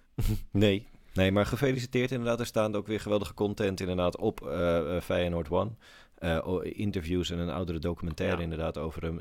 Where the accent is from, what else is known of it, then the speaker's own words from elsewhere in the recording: Almere, Flevoland, Netherlands; moved away; ik kom uit Almere. Ik ben daar eh, geboren en getogen.